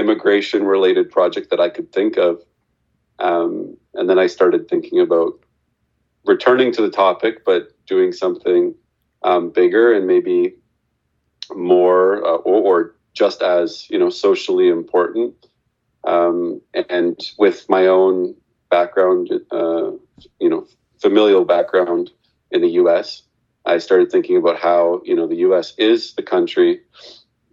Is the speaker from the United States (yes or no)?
no; Canada; I'm from Canada, but I am the son of two immigrants to Canada